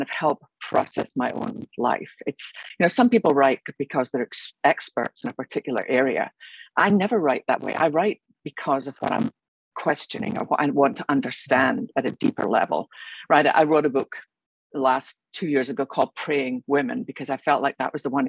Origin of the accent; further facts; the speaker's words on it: Scotland, United Kingdom; moved away as an adult; also born or lived in London; I grew up in Scotland, as you can probably tell by my accent.